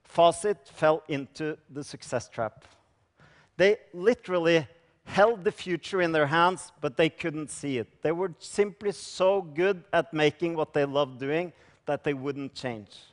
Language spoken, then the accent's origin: English; Norway; I come from Norway